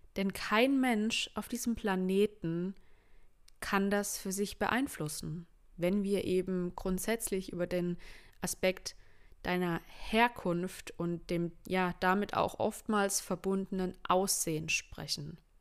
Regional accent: schooled in Baden-Württemberg, Germany; Ich bin Deutsche. Ich bin in Deutschland geboren, meine Eltern sind in Deutschland geboren

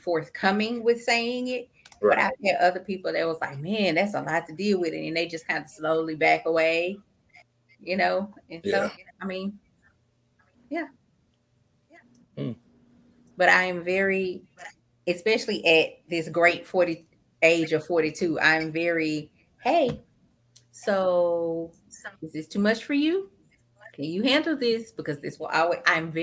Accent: about an hour south of Dallas, Texas, United States; my hometown is about an hour south of Dallas.

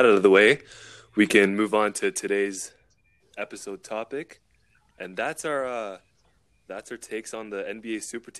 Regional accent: Toronto, Ontario, Canada; from Toronto, Ontario. Go to Ryerson University for journalism

